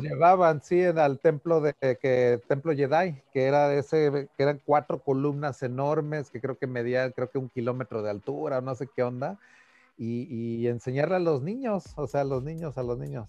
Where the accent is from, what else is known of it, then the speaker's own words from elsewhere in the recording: Taxco, Guerrero, Mexico; moved away; ahí en mi ciudad natal había una imprenta